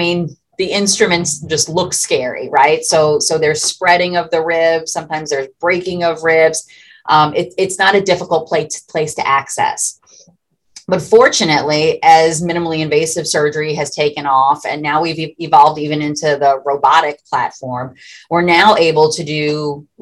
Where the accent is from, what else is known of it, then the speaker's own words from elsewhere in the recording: Louisiana, United States; This is my hometown